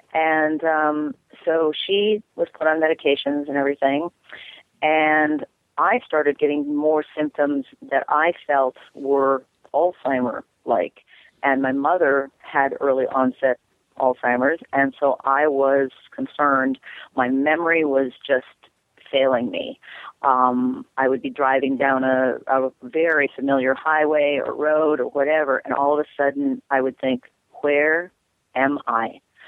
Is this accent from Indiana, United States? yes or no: no; Minnesota, United States; I'm from Minnesota.